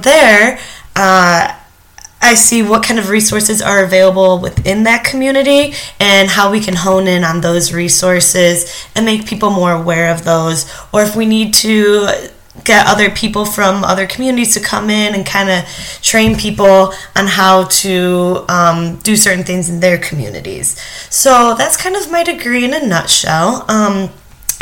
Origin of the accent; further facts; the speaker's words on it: Wixom, Michigan, United States; moved away as an adult; also born or lived in Ethiopia; now in Illinois, United States; I'm from Wixom, Michigan